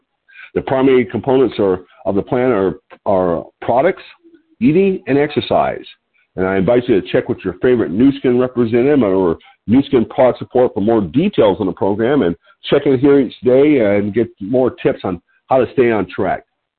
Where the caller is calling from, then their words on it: Lompoc, California, United States; I'm your host today. I'm calling you from Lompoc, California, which is 54 miles north of Santa Barbara on California's beautiful Central Coast.